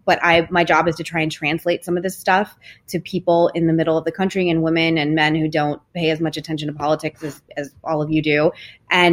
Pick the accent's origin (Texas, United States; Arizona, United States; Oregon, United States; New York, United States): Arizona, United States; Phoenix; I'm from Phoenix and I grew up in a very like, you know, red area.